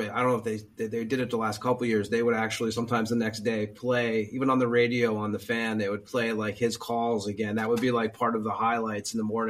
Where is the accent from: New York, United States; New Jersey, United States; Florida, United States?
New Jersey, United States; moved away as an adult; now in Lithuania; I'm from Jersey